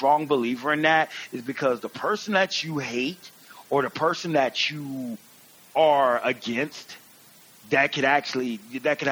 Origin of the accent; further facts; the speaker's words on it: Georgia, United States; I'm from Georgia